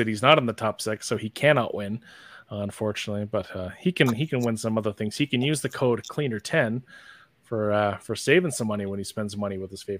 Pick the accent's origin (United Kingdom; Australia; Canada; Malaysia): Canada; as a Canadian